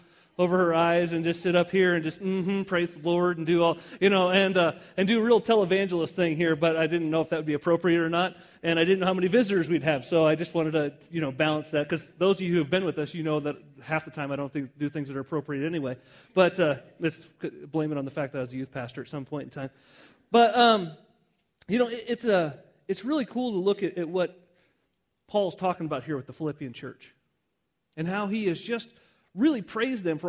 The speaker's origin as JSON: {"language": "English", "region": "Southwest", "country": "United States", "tie": "born or raised there", "said": "I grew up in the Southwest my whole life"}